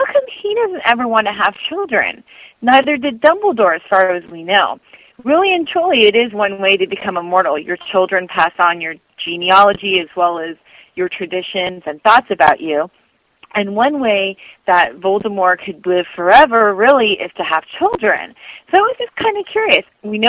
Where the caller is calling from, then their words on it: San Francisco, California, United States; I'm calling from the San Francisco area, and I'm one of your mature listeners.